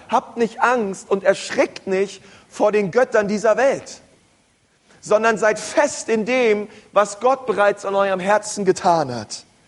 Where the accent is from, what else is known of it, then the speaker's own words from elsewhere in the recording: Berlin, Germany; Aber ich bin ein Stadtkind, groß geworden in Berlin